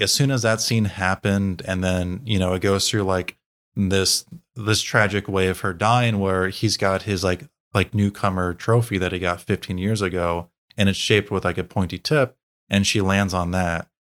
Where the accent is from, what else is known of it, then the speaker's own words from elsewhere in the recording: United States; as Americans